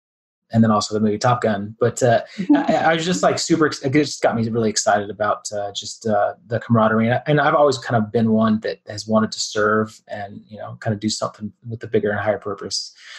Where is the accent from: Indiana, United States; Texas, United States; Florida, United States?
Texas, United States; Dallas; moved away as an adult; also born or lived in San Diego; now in Colorado, United States; So I'm originally from Dallas, Texas, kind of born and raised there and moved to Central Texas about halfway through my younger years.